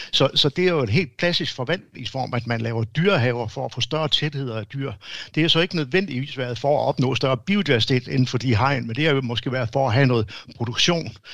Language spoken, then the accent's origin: Danish; Denmark; som danskere